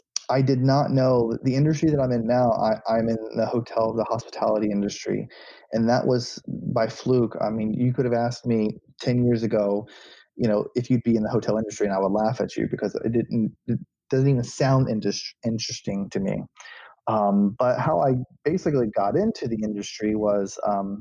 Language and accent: English; Auburndale, Florida, United States; also born or lived in Bartow, Florida; I was born in a small town in Central Florida called Bartow. And then I grew up in another small town called Auburndale